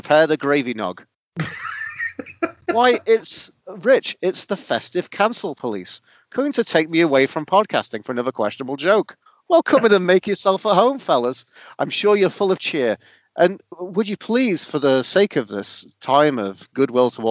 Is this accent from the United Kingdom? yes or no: yes; England, United Kingdom; moved away as an adult; now in Canada; I'm English Canadian now